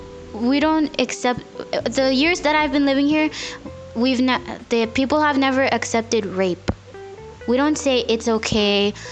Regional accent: Pohnpei, Micronesia; also born or lived in United States; I'm 16 years old, and I'm from Pompeii, but I was born in the United States, and I came back here when I was 10 years old.

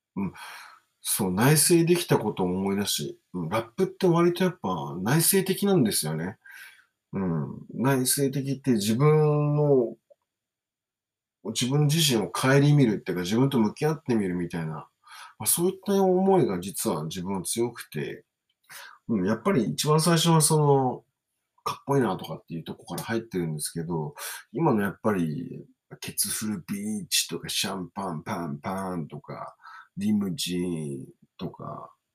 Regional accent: Kawasaki, Kanagawa, Japan; also born or lived in Pohang, South Korea; 今、川崎の大師、自分の地元に住んでるっていうことで

